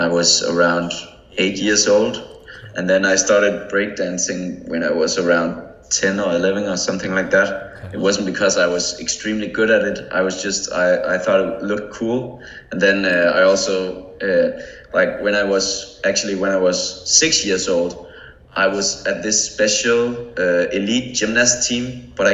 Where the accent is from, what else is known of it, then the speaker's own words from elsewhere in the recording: Denmark; I had a trampoline in my garden. Like that's common in Denmark